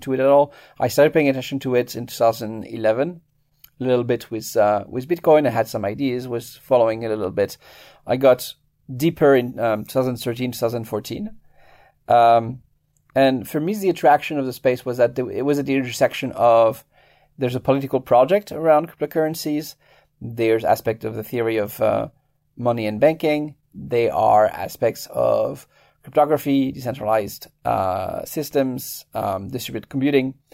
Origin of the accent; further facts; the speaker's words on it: France; moved away as an adult; now in United States; I was, uh, born and raised in France. I, uh, moved to the U S in my early twenties